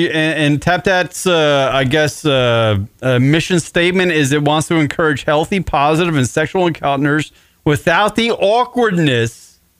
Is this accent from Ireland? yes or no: yes; Ireland; Because that's what I have to do at my size and my age. I'm Irish.